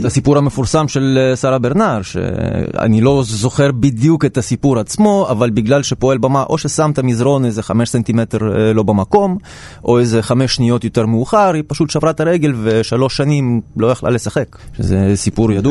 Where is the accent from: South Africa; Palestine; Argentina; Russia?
Russia; Saint Petersburg; now in Israel; גדלתי קצת באוניברסיטה קטנה כזאת ב- בעיר לנינגרד בתקופתו, שאימא שלי הייתה מלמדת שמה, ואני בתור ילד הייתי מתרוצץ